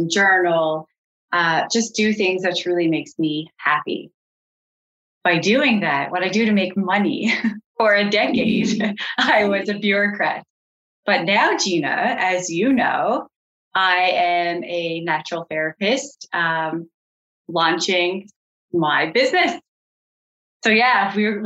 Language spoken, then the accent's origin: English; Colliers, Newfoundland and Labrador, Canada; I grew up in Colliers, out in rural Newfoundland